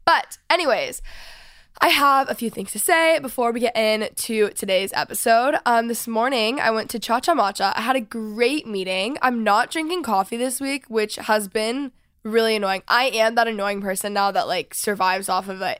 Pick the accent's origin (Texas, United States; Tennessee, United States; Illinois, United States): Texas, United States; now in Los Angeles, United States; I'm from Texas